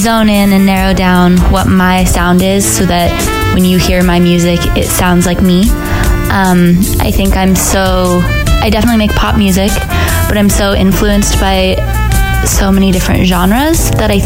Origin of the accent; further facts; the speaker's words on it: Salt Lake City, Utah, United States; moved away as an adult; I grew up in Salt Lake City, Utah. I lived there